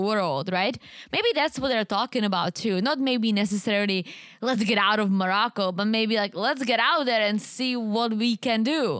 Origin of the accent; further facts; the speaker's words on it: Czechia; English is a second language; moved away as an adult; now in United States; I'm from the Czech Republic